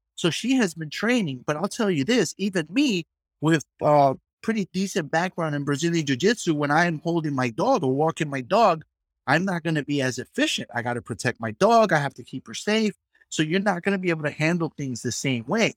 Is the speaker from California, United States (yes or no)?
no; New York City, New York, United States; I grew up in the hood. I grew up in the Bronx